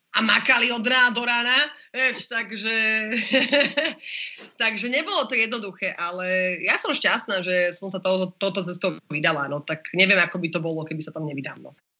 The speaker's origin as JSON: {"language": "Slovak", "country": "Slovakia", "said": "som Slovenka a chcem žiť na Slovensku a mám Slovaka frajera"}